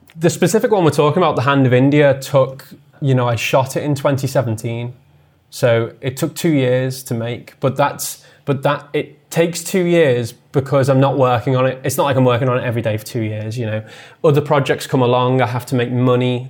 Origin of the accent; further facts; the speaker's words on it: the Wirral, North West England, United Kingdom; I grew up on the Wirral, um, which is a small, it's a small peninsula just south of Liverpool